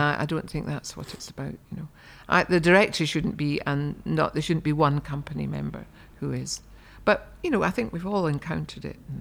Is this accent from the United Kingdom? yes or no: yes; Markinch, Scotland, United Kingdom; a lady called Phoebe McCartney came to our village of Markinge